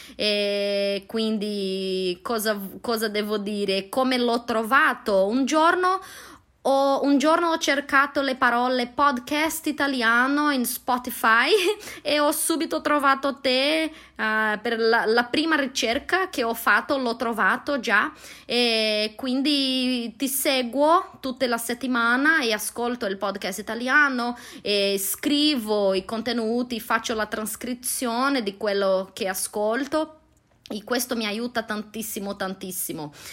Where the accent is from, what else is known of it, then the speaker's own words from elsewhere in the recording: Londrina, Paraná, Brazil; Italian is a second language; sono brasiliana, vengo da una città che si chiama Londrina, come la piccola Londra, uh, nel nord dello stato Paraná, nel sud di Brasile.